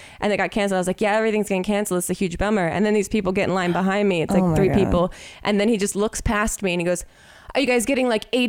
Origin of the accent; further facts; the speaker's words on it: Ohio, United States; When I lived in Ohio, I'm from Ohio, I had a yard sale one time to try and sell everything before I moved